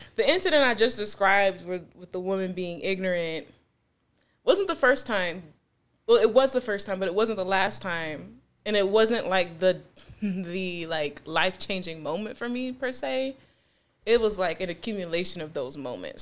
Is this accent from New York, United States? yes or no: yes; Buffalo, New York, United States; also born or lived in Greensboro, North Carolina / Charlotte, North Carolina / Williamsville, New York; I was born here in Buffalo, New York, and I was partially raised here. Um, I also spent some time in Greensboro and Charlotte, North Carolina